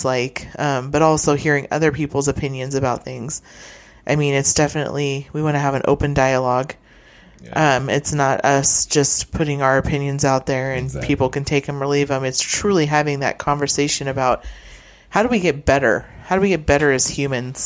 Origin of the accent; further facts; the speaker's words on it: Friend, Nebraska, United States; when I grew up there.